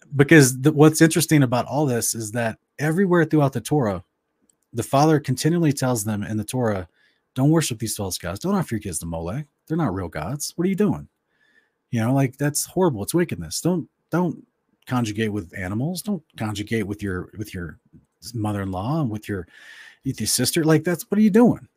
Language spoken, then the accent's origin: English; Oklahoma, United States; moved away; also born or lived in West Virginia / Tulsa, Oklahoma / Ardmore, Oklahoma / Wewoka, Oklahoma; I grew up basically mostly in Oklahoma, but also some in West Virginia